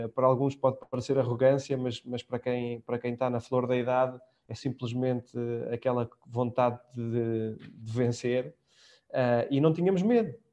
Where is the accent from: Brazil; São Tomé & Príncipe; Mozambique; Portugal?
Portugal; moved away as an adult; já lá vão quase, enfim, 12 anos fora de Portugal